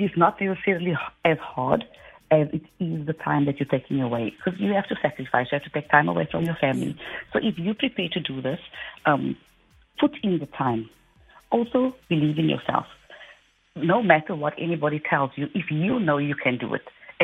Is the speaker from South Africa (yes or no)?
yes; Cape Town, Western Cape, South Africa; I'm from Mitchell, Spain